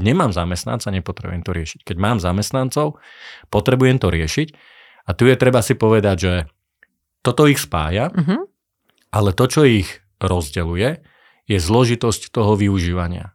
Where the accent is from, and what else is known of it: Slovakia